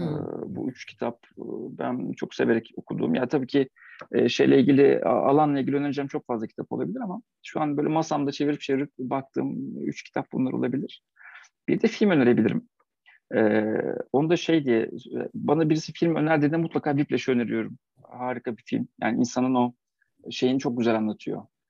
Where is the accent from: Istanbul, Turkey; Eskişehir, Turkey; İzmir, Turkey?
Eskişehir, Turkey